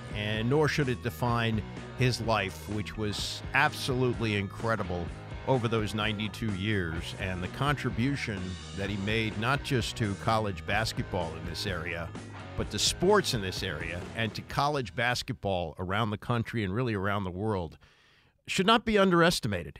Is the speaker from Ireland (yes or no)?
no; Washington, District of Columbia, United States; my life as a sports fan growing up in Washington